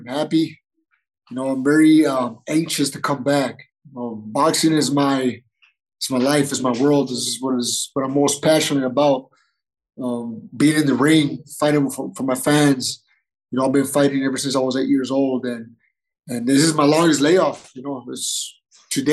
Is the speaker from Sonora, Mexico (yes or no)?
yes; Nogales, Sonora, Mexico; moved away; also born or lived in San Diego / Guadalajara; I'm originally from Nogales, Sonora